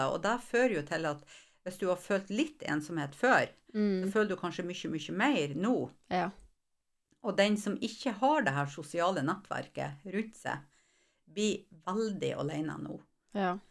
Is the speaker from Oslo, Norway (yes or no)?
no; Mosjøen, Nordland, Norway; accent: broad Vefsn dialect (vefsning)